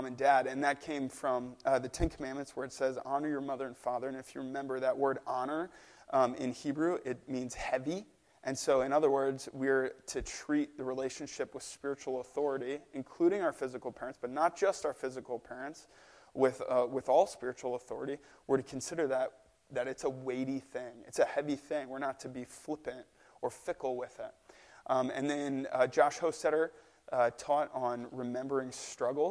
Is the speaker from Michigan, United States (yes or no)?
no; St. Louis, Missouri, United States; moved away; I'm from St. Louis, Missouri. That's where my family's from. So I only make it back to St. Louis once or twice a year